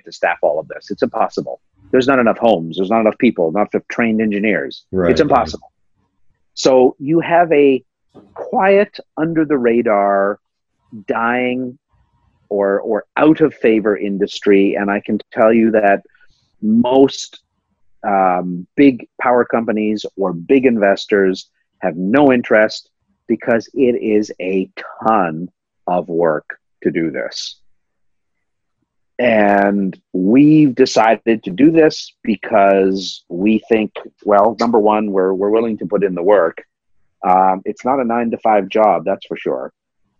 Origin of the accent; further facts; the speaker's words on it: Pickering, Ontario, Canada; also born or lived in Toronto; So I grew up in Toronto and I lived, grew up in Pickering